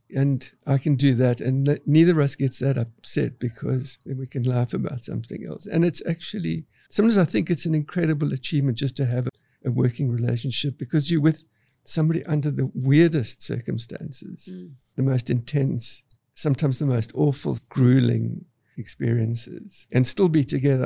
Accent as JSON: {"language": "English", "town": "Cape Town", "region": "Western Cape", "country": "South Africa", "tie": "born or raised there", "said": "I grew up in Cape Town, South Africa"}